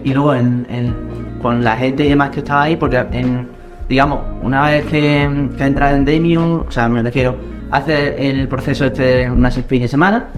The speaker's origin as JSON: {"language": "Spanish", "town": "Córdoba", "region": "Andalusia", "country": "Spain", "said": "Aquí los cordobeses estamos"}